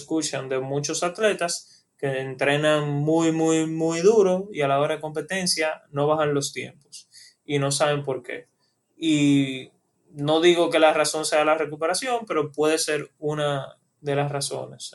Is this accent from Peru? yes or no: no; Dominican Republic